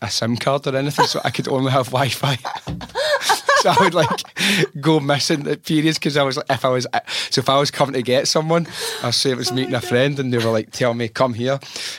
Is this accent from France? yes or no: yes; France; English is a second language; I am from France.